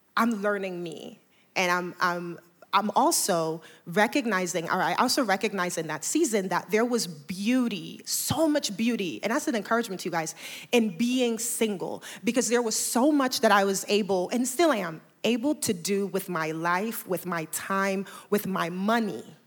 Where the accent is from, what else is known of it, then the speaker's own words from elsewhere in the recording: Panama; also born or lived in New York; now in Atlanta, United States; I am originally from Panama, and I, uh, moved here from New York about fifteen years ago